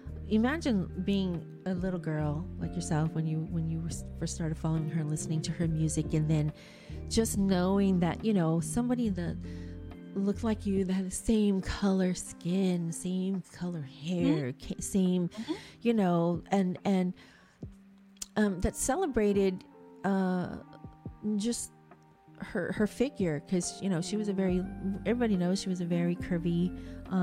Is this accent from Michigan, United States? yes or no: no; California, United States; I was born and raised here in California in the United States